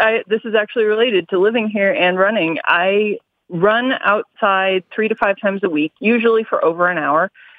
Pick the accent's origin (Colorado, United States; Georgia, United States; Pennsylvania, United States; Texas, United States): Colorado, United States; Denver; No, because I grew up here.